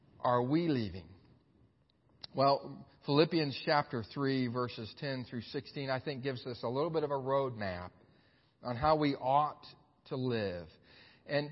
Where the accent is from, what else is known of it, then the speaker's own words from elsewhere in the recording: Xenia, Ohio, United States; my hometown of Xenia, Ohio